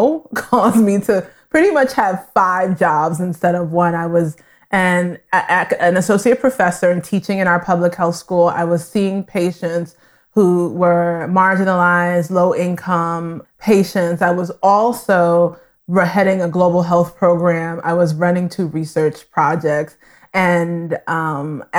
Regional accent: New York City, New York, United States; I grew up in Brooklyn and then was raised in Queens, New York

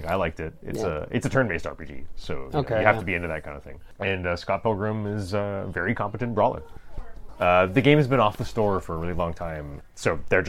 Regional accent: Montreal, Quebec, Canada; I'm from Montreal

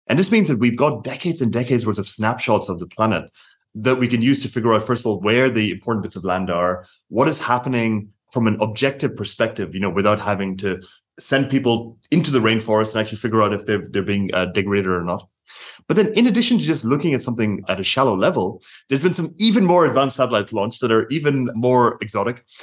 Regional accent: Ireland; I'm Irish

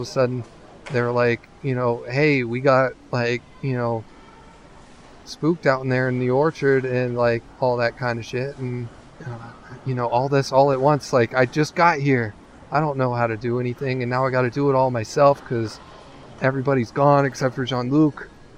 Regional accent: California, United States; Like, you know, I grew up in California.

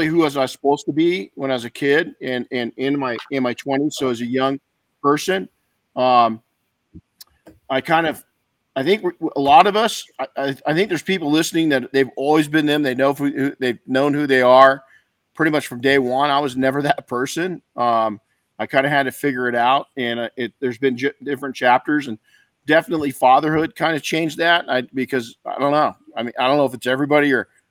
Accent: Colton, California, United States; I grew up in Colton.

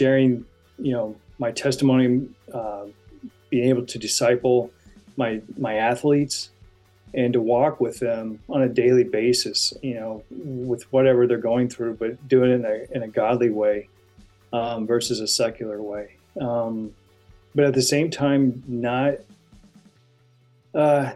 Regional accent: Indiana, United States; moved away as an adult; also born or lived in Santa Barbara, California; I grew up in the Hoosier State, which is a huge basketball state.

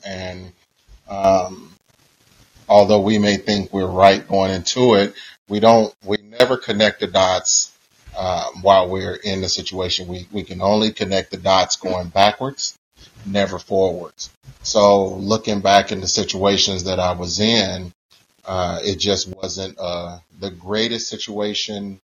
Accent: Kansas City, Missouri, United States; But I am from Kansas City, Missouri, born and raised

